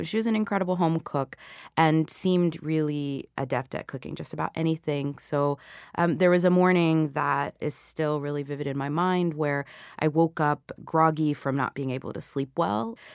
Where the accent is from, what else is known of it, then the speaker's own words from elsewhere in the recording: Atlanta, Georgia, United States; also born or lived in Puerto Rico; the island where I was born, but where I hadn't grown up, you know? So, I, I grew up in Atlanta